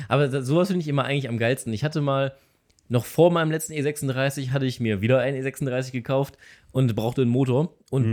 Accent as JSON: {"language": "German", "area": "Cologne-Düsseldorf area", "region": "North Rhine-Westphalia", "country": "Germany", "said": "ich komme jetzt aus dem Köln-Düsseldorfer Raum"}